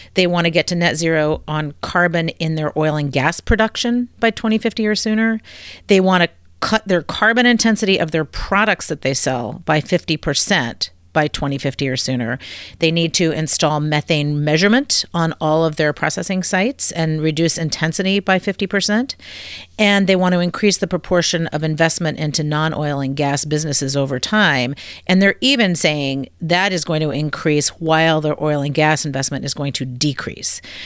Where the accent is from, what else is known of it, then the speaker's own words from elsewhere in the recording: Virginia, United States; I was born and raised in the Commonwealth of Virginia